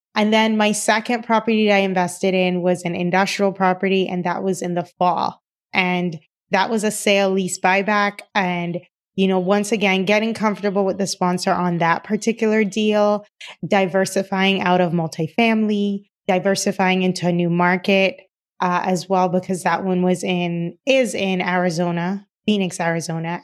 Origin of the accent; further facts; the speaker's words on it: Cayman Islands; moved away; I am originally from the Cayman Islands, and, uh, my dad was a contractor